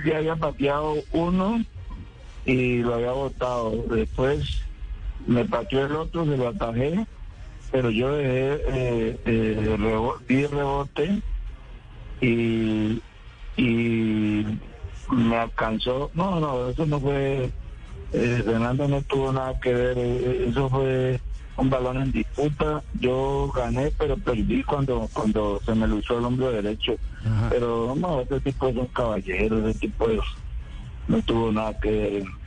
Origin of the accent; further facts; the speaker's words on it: Puerto Tejada, Cauca, Colombia; Estoy en Puerto Tejada. Yo vivo en mi pueblo